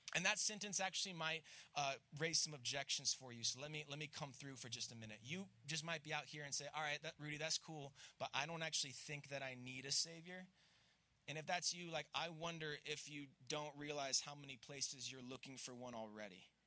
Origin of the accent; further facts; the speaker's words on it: Florida, United States; accent: southern; I'm from Florida